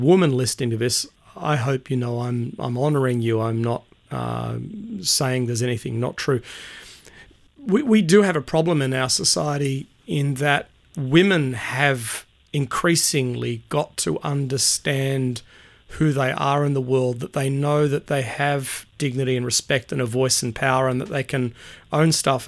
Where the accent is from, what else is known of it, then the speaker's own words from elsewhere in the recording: Sydney, New South Wales, Australia; moved away as an adult; also born or lived in Perth; now in Brisbane, Australia; Born and raised on the North Shore of Sydney